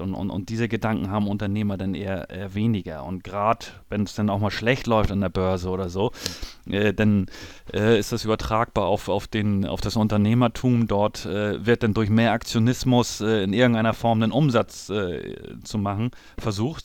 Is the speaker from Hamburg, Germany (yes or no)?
yes; Hamburg, Germany; ich bin geboren in Hamburg